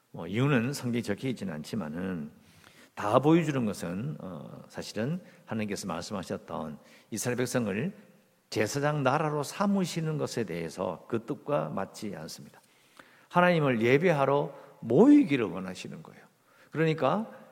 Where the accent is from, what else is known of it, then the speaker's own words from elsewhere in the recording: South Korea; 어릴 때부터 이 한국에서 자랐으니까